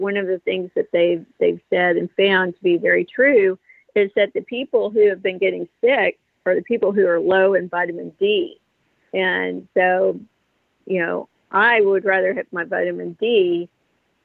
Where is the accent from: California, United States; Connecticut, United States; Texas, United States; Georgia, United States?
Texas, United States; I'm from Texas